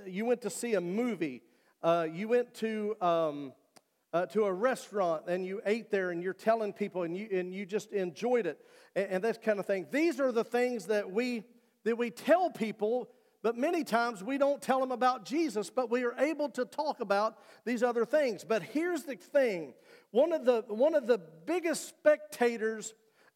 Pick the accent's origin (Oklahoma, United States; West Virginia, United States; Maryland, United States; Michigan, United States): West Virginia, United States; I'm from West Virginia.